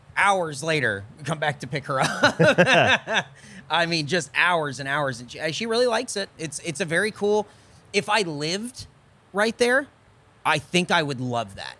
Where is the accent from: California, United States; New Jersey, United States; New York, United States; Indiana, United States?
California, United States; now in Austin, United States; we're from California